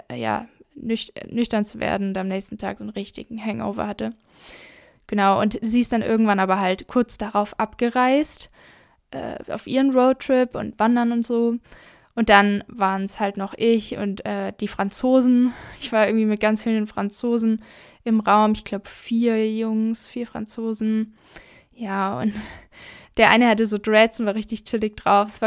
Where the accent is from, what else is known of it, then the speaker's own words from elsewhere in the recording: Southern Germany, Germany; wie gesagt, ich komme ja aus Süddeutschland von den Bergen